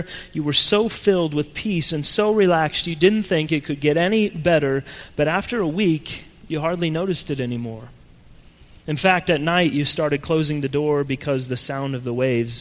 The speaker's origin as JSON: {"language": "English", "region": "Colorado", "country": "United States", "tie": "born or raised there", "moved": "yes", "said": "growing up in Colorado, and yes, it is pronounced Colorado, my family lived in a house that was on top of a very large hill"}